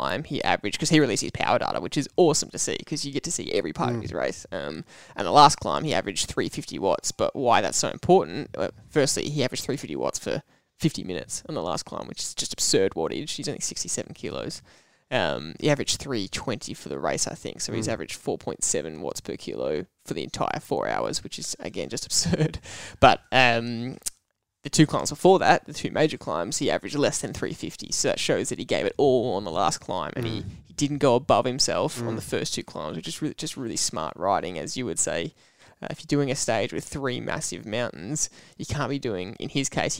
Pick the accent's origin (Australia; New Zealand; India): Australia; as an Aussie